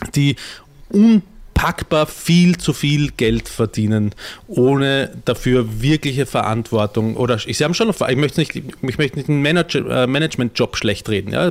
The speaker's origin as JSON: {"language": "German", "country": "Austria", "said": "Ich als Österreicher"}